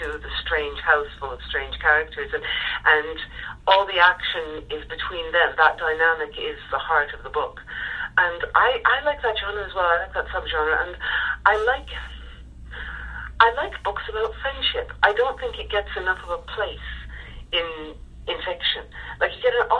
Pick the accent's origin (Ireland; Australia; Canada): Ireland; I'm Irish